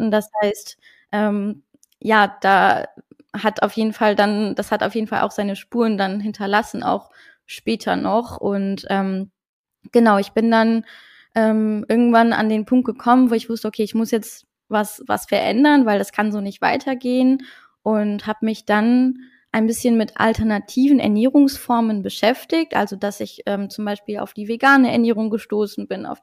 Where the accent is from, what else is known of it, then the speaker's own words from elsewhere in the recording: Luxembourg; German is a second language; moved away as an adult; now in North Rhine-Westphalia, Germany; Ich komme ursprünglich aus Luxemburg, also Deutsch, äh, Deutsch ist auch gar nicht meine Muttersprache. Und äh, genau, ich wohne jetzt seit vier Jahren ungefähr in NRW